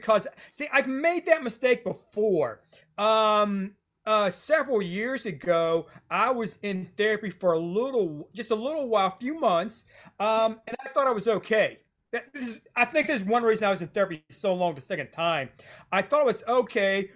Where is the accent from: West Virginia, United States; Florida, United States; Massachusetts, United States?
West Virginia, United States; I'm a writer from West Virginia